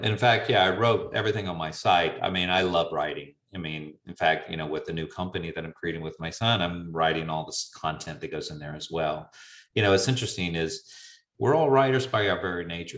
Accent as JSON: {"language": "English", "region": "the South", "country": "United States", "said": "being a Southerner by nature"}